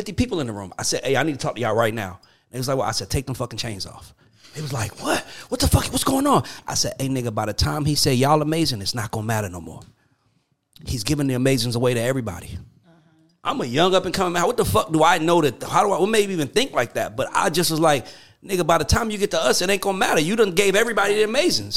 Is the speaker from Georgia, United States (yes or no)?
yes; Atlanta, Georgia, United States; I'm from Atlanta managing a group from the Virgin Islands.